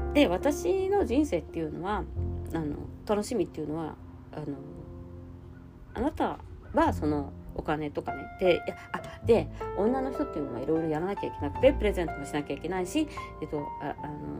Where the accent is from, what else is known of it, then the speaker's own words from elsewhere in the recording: Japan; moved away; 私の実家の団地のバルコニーから